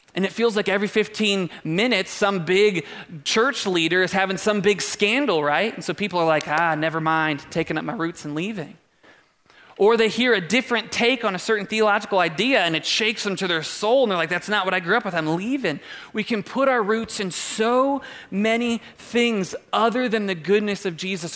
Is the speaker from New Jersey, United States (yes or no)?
no; Doylestown, Ohio, United States; We grew up in Doylestown, like haven't seen a lot outside of a couple oak trees